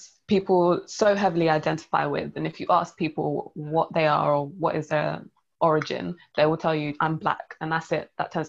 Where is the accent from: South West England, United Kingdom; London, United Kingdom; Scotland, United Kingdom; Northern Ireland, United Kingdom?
London, United Kingdom; we're all from London.